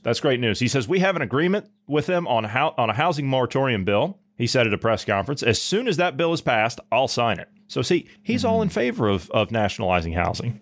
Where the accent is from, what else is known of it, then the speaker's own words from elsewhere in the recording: Ohio, United States; I'm from Ohio